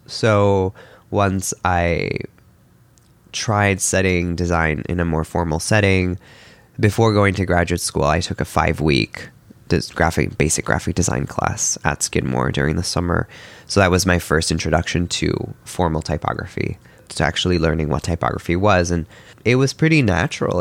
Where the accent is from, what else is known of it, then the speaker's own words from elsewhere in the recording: Milan, Lombardy, Italy; moved away; I was born in Milan in Italy